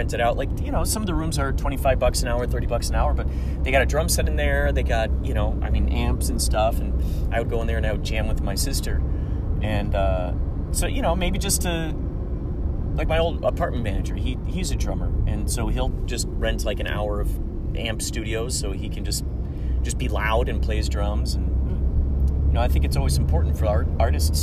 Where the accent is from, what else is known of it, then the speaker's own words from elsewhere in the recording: Chicago, Illinois, United States; I'm from the Chicagoland area